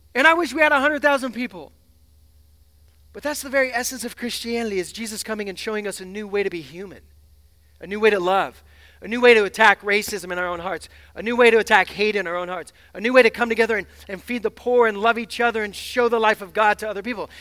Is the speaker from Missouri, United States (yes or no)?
no; Seattle, Washington, United States; I'm from the West Coast. I'm from Seattle